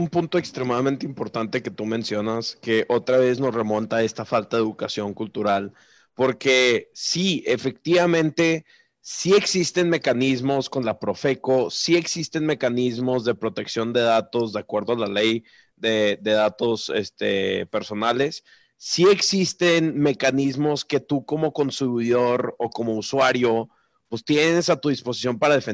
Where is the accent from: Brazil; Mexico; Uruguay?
Mexico